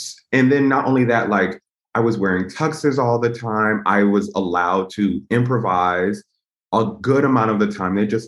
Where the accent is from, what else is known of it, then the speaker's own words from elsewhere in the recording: Connecticut, United States; I was from Connecticut